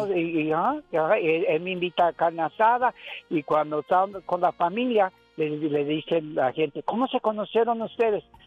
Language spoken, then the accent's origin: Spanish; Santa Maria, United States; first language English; Spanish is a second language; yo nací en Santa María